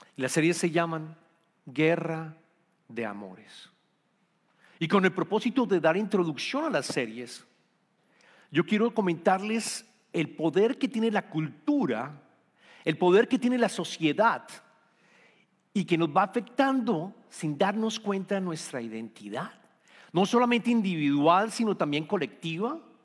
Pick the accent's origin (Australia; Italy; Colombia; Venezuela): Colombia; moved away as an adult; also born or lived in Bogotá, Colombia; now in Houston, United States; somos colombianos. Vivíamos en Bogotá